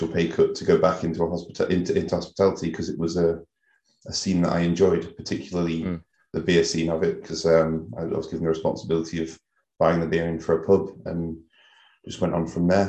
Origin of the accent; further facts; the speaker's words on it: East Midlands, United Kingdom; moved away; also born or lived in Leeds / Knaresborough; I worked at the Alexandra Hotel in Derby when I'm from the East Midlands